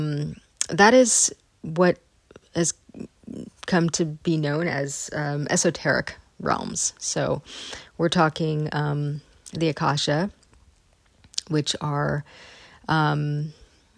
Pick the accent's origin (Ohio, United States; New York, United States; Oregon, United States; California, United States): California, United States; Northern; I grew up in Northern California, in sort of the hotbed of New Age culture.